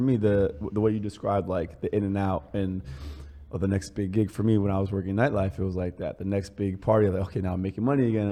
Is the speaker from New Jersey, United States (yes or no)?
yes; New Jersey, United States; also born or lived in Paris, France / Manhattan, New York; me and Chris grew up a few blocks away, well, like 20 blocks away from here